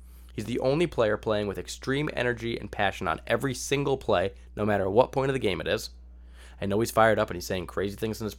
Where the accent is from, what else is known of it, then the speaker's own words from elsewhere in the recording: Connecticut, United States; I'm from Connecticut